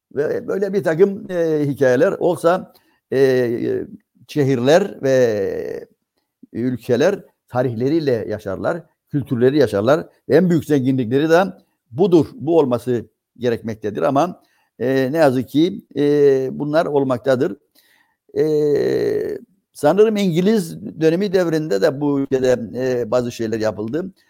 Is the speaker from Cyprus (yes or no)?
yes; Cyprus; bizim Kıbrıslılar